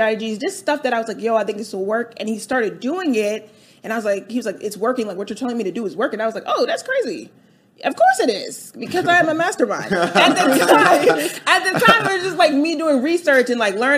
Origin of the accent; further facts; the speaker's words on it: Delaware, United States; moved away as an adult; also born or lived in New York; now in Atlanta, United States; I grew up in Delaware